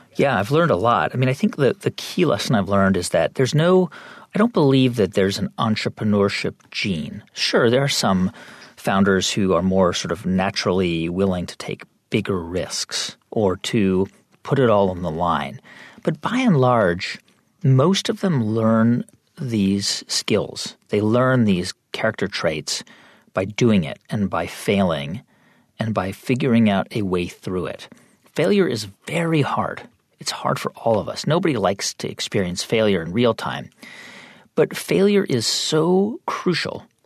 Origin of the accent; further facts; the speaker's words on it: California, United States; moved away as an adult; I grew up in California and I grew up in a pretty diverse community